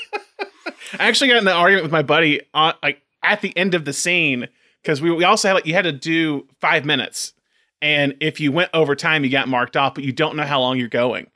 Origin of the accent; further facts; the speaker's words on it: Tuscaloosa, Alabama, United States; our hometown, Alabama, Tuscaloosa.